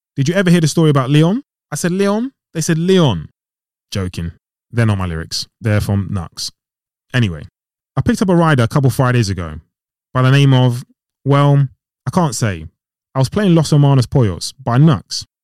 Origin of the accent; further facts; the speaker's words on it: Ghana; I'm from Ghana